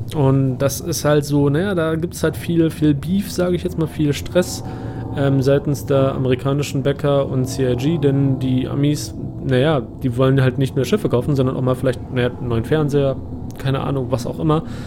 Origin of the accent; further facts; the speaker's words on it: Germany; mich persönlich als Deutscher